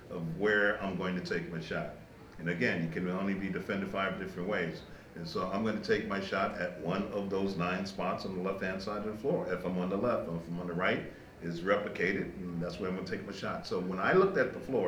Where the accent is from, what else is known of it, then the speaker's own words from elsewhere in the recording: New York City, New York, United States; the period of time that I grew up in Brooklyn